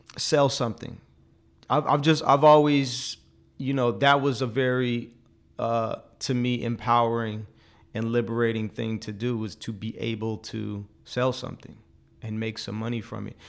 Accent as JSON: {"language": "English", "area": "forty minutes from Silicon Valley", "region": "California", "country": "United States", "tie": "born or raised there", "also_born_or_lived": "China", "said": "I didn't know about Silicon Valley, even though I grew up, like, forty minutes from there"}